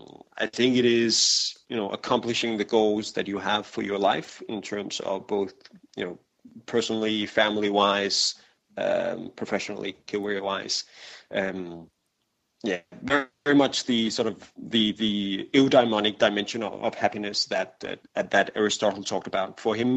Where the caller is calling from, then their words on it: Copenhagen, Capital Region of Denmark, Denmark; I'm calling from Copenhagen.